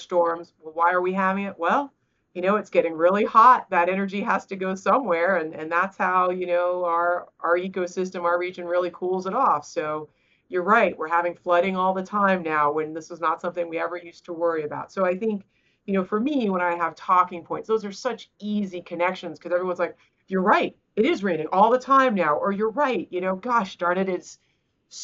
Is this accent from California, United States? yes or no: no; South Carolina, United States; I'm from South Carolina, right? I live in the heart of what you consider red states